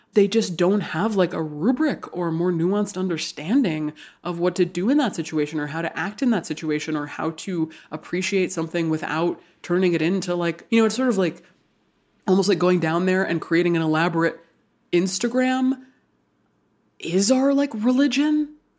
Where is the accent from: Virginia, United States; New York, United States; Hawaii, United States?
Hawaii, United States; I grew up in Hawaii. I was born and raised in Hawaii. I'm obviously not a native person to Hawaii.